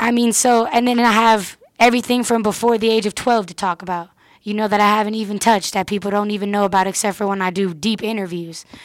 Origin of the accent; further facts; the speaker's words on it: Oakland, California, United States; I'm from the Bay, but it's because I've kept the Bay sound